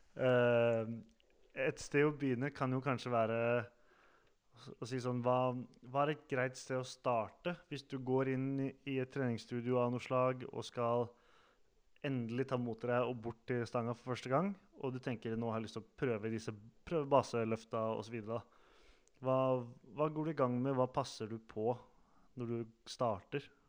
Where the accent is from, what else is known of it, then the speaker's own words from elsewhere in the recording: Sande, Vestfold, Norway; moved away; Jeg er jo også fra Sande i Vestfold